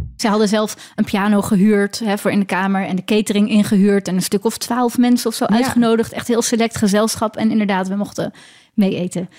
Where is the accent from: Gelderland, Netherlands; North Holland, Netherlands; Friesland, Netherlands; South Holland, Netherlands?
South Holland, Netherlands; Leiden; accent: Leidse R; je kunt me herkennen aan mijn Leidse R